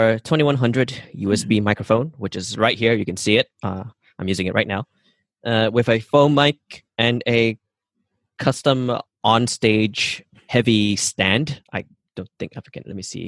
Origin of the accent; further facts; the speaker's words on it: Sarawak, Malaysia; So I come from Borneo Island. We're from the Iban tribe, and I do have family in the jungle, which is like 5-6 hours drive into the forests.